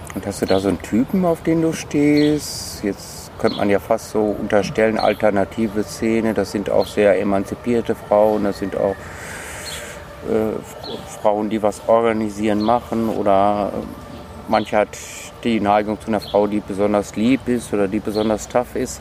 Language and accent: German; North Rhine-Westphalia, Germany; Ich bin ja Westfale